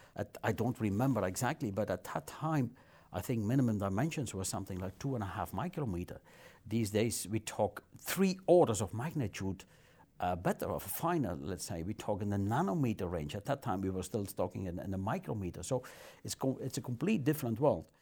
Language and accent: English; near Maaseik, Flanders, Belgium; I was born in Masik in the hospital over there. And I think I stayed in Masik for five, six, seven days.